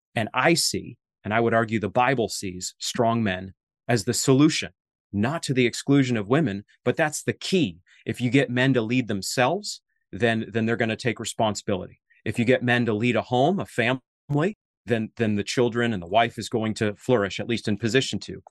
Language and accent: English; Maine, United States; moved away; You're in my native New England. I'm from Maine